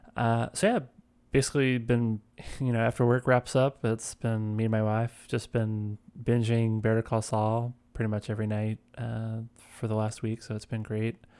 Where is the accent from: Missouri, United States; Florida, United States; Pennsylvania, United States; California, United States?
Missouri, United States; St. Louis; where I come from, um, I'm from Saint Louis.